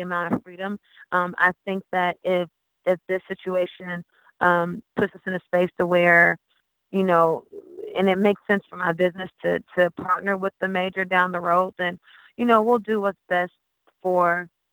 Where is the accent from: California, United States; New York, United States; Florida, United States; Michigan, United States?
Florida, United States; Haines City; I'm a country girl. I'm from Haines City, Florida